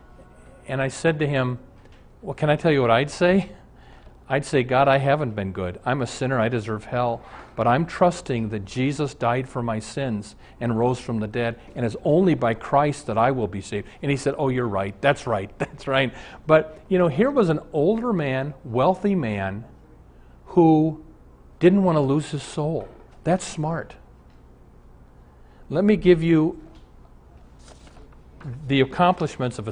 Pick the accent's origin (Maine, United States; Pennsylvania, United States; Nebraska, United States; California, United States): Nebraska, United States; Omaha; I'm from Omaha